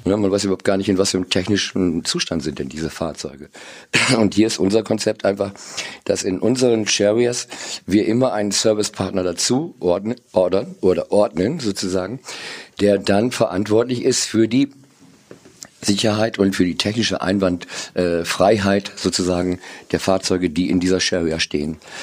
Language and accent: German; Cloppenburg, Lower Saxony, Germany; am 7.4.61 geboren in Kloppenburg